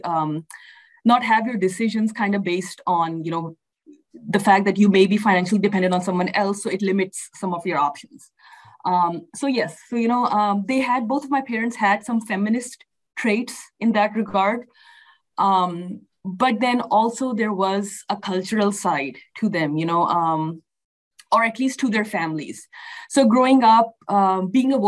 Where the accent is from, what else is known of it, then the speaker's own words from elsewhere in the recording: Pakistan; moved away as an adult; also born or lived in Sharjah, United Arab Emirates / Oklahoma City, United States; now in Houston, United States; I was born in Pakistan. Both of my parents and my parents' families, you know, are from Pakistan. So I, you know, grew up there